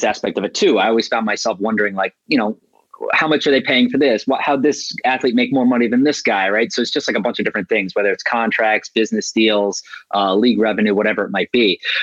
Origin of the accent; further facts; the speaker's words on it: Cary, North Carolina, United States; moved away as an adult; now in New York City, United States; I grew up in North Carolina, in Cary, North Carolina, which is just right outside of the capital, Raleigh.